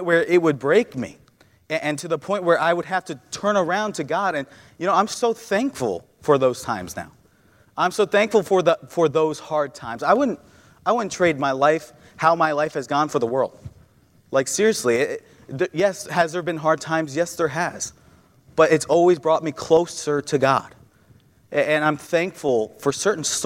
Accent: New York, United States; moved away as an adult; now in Ohio, United States; I grew up in New York. I've known New York my whole life

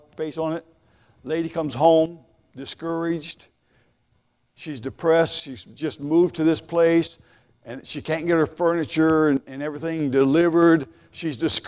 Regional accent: Columbus, Ohio, United States; I'm from Columbus, all right, born and raised

